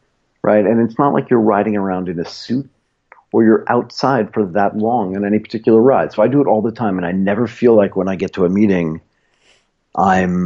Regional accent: United States; moved away as an adult; also born or lived in Tokyo, Japan; now in Bangkok, Thailand; I grew up in Boston, Connecticut, and then spent most of my adult life in Tokyo

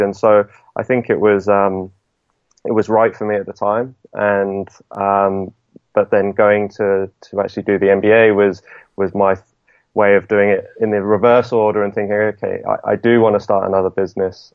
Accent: Southampton, South East England, United Kingdom; moved away as an adult; also born or lived in London; I'm from Southampton

